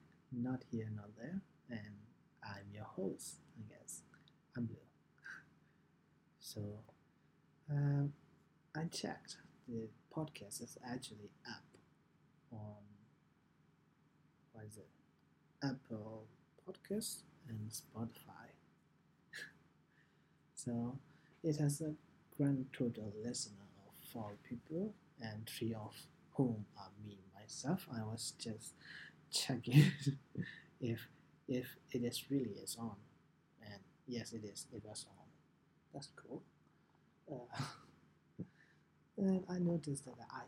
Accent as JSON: {"language": "English", "country": "Myanmar", "second_language": "English", "said": "I'm from Myanmar, right? We used to be the British colony, so English is quite a big thing, so it has to be like our second language learning at the state school"}